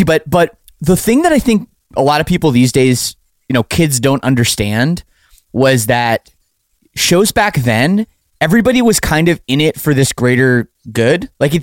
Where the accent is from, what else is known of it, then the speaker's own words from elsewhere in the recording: Oakville, Ontario, Canada; I'm from Oakville, Ontario, you know, just a suburb of Toronto